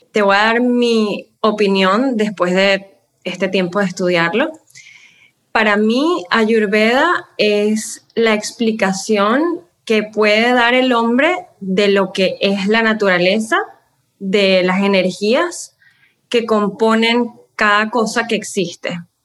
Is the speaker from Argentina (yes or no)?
no; Venezuela; moved away as an adult; now in United States; yo soy venezolana, eh, yo soy terapista de lenguaje, trabajé en Venezuela y cuando me mudé a los Estados Unidos, eh, hace 14 años, 15 años